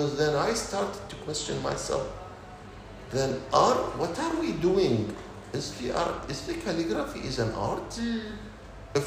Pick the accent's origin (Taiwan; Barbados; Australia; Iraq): Iraq; moved away as an adult; now in Dubai, United Arab Emirates; When I left Iraq, Dubai, that was the first time I leave my home country